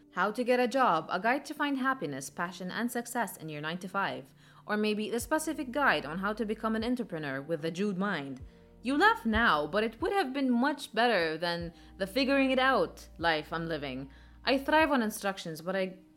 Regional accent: Jordan; moved away; back in my home country, Jordan

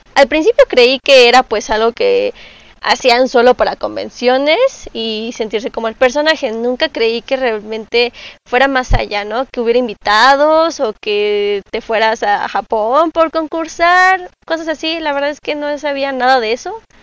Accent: Mexico City, Mexico; soy cosplayer y soy originaria de la Ciudad de México

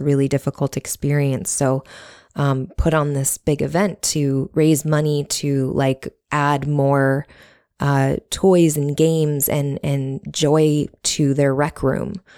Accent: Buffalo, New York, United States; I grew up in Buffalo, New York

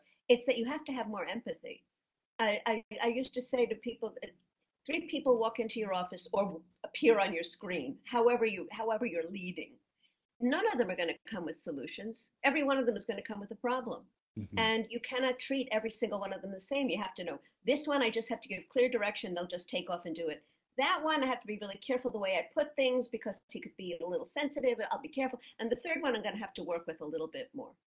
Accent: New York, United States; I was a female. I was from New York.

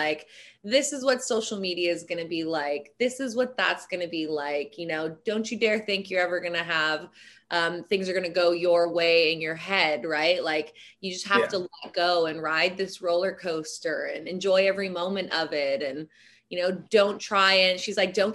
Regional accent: Hawaii, United States; being born and raised in Hawaii, I was always around tribal Hawaiian tattoos

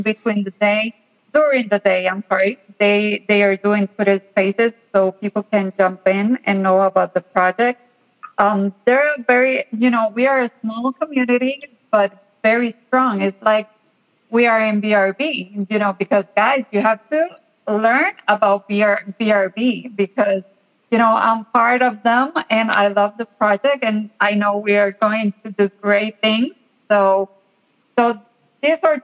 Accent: Puerto Rico; I'm from Puerto Rico

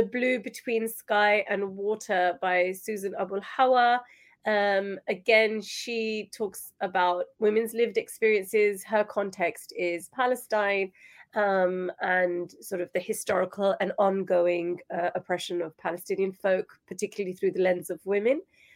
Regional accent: United Kingdom; So I'm in the UK, I'm British Pakistani, I have Pakistani heritage

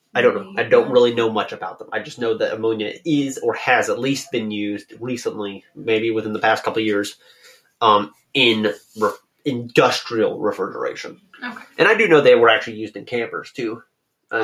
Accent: United States; I'm I'm American

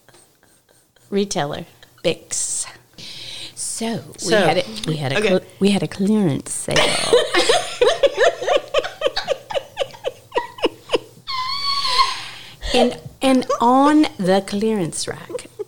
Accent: Louisville, Kentucky, United States; In Louisville, in my hometown

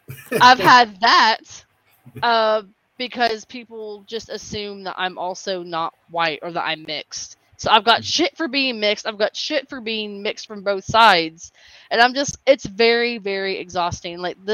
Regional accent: the South, United States; I grew up in the South. And I am Hispanic, but I'm white passing.

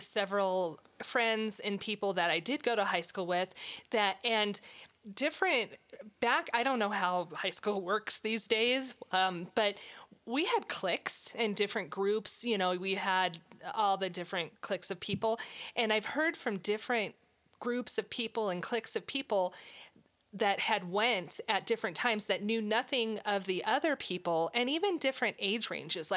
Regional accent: Arvada, Colorado, United States; growing up in Arvada

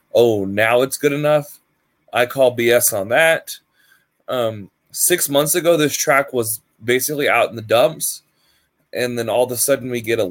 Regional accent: Texas, United States; I am from Texas

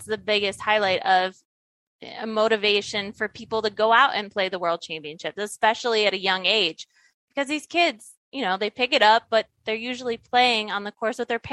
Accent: Ohio, United States; I grew up in Ohio

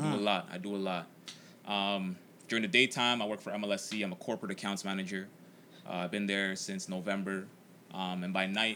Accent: Toronto, Ontario, Canada; also born or lived in Jane and Finch, Toronto; I grew up in the Weston area, currently live in Jane and Finch. So obviously low income area.

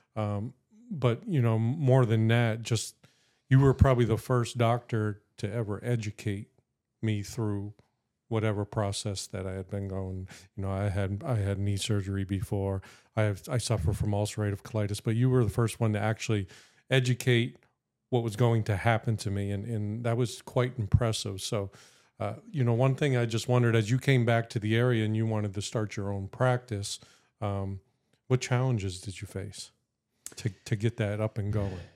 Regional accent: Erie, Pennsylvania, United States; from Erie, Erie, P A, born, raised, never left.

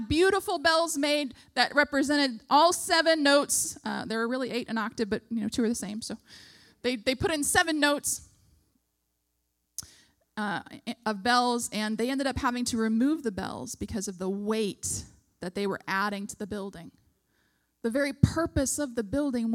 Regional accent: United States; as an American

